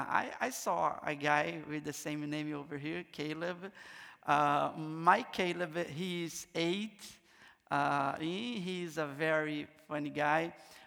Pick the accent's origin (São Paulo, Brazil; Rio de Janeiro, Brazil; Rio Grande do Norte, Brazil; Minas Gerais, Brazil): Rio de Janeiro, Brazil; first language Portuguese; English is a second language; moved away as an adult; also born or lived in Amazon, north of Brazil; I'm from Brazil. I'm from Rio de Janeiro, but I have been serving Jesus in the north of Brazil, in the Amazon jungle. My first language is not English. I speak Portuguese